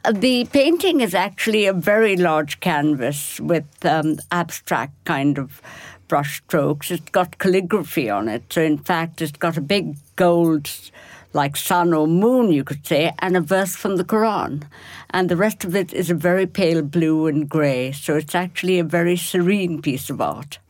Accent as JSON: {"language": "English", "town": "Kolkata", "region": "West Bengal", "country": "India", "tie": "born or raised there", "moved": "yes"}